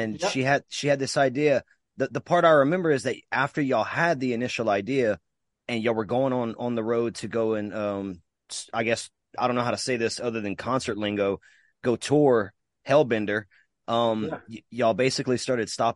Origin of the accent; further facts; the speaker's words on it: Mamou, Louisiana, United States; growing up in Mamou with my boy Ricky right there and jamming out in the shed